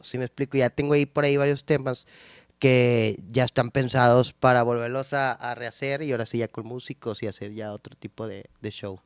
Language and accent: Spanish; San Nicolás de los Garza, Nuevo León, Mexico; soy de San Nico, toda la vida he vivido ahí, todavía vivo ahí, entonces, de San Nico